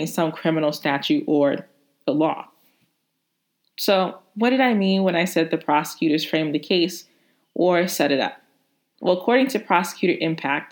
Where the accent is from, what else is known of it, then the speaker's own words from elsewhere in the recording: Hattiesburg, Mississippi, United States; moved away as an adult; also born or lived in Atlanta, Georgia / New York; I went to undergrad at the University of Southern Mississippi in my hometown, Hattiesburg, Mississippi